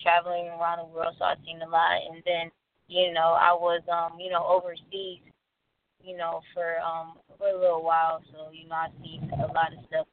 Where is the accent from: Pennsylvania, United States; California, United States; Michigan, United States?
Michigan, United States; Detroit; moved away as an adult; I'm from Detroit, so, you know, I had to get away from, you know, the whole gangbanging lifestyle